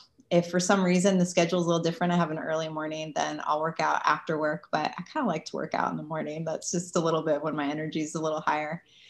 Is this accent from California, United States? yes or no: yes; California, United States; now in New York City, United States; But then I moved to New York City, and it's like, I came from California and Southern California, where it's just warm and pleasant all year round.